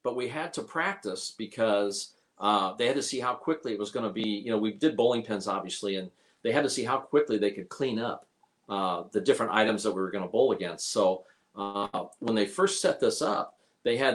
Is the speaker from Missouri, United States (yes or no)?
no; Indianapolis, Indiana, United States; I was from Indy